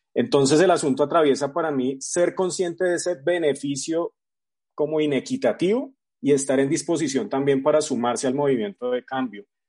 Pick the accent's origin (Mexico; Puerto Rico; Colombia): Colombia; Bogotá; soy bogotano